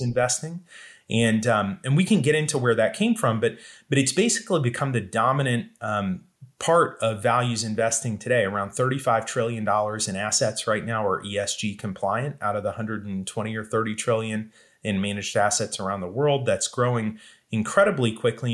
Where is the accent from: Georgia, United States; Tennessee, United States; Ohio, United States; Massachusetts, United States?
Georgia, United States; the Southeast, mostly Georgia and Florida, United States; I grew up in the Southeast, mostly in Georgia and Florida